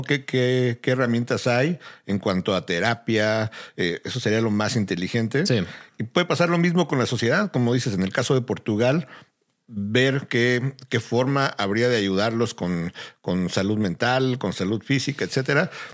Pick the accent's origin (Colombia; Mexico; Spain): Mexico; now in United States; Uno como mexicano